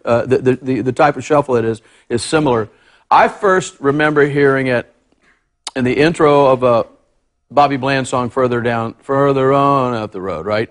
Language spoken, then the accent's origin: English; Texas, United States; I grew up in Texas